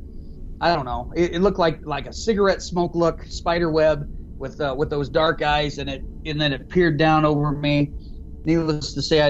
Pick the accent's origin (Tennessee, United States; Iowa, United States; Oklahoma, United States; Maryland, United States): Iowa, United States; I am from Iowa